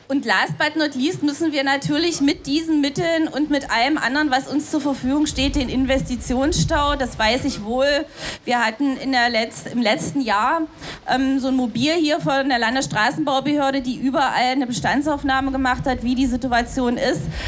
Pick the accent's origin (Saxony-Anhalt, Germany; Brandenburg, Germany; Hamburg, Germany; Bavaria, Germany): Saxony-Anhalt, Germany; Dessau; in Dessau, wo ich herkomme